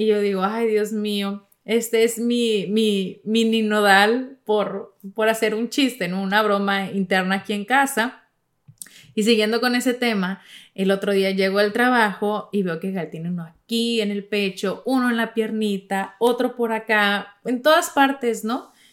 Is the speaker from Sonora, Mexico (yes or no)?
yes; Sonora, Mexico; yo soy de Sonora